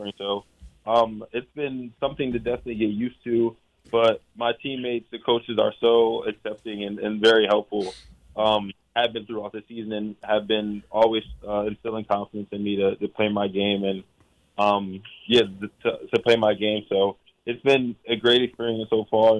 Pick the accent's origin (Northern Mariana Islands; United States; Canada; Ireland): United States; Voorhees, New Jersey; moved away as an adult; now in Honolulu, United States; I'm from Voorhees